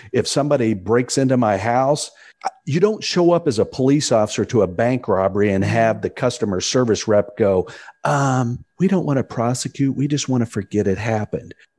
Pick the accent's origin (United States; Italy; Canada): United States; Indianapolis, Indiana; my hometown of Indianapolis